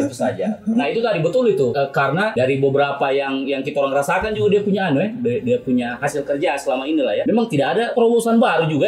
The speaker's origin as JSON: {"language": "Indonesian", "town": "Palu", "region": "Central Sulawesi", "country": "Indonesia", "said": "saya warga Palu Barat ini"}